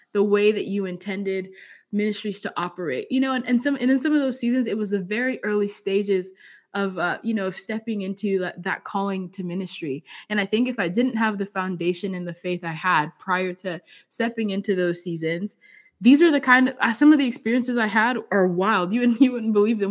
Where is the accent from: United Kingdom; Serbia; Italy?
United Kingdom; England; also born or lived in Zambia; now in Arizona, United States; I was raised in England, so I have different experiences.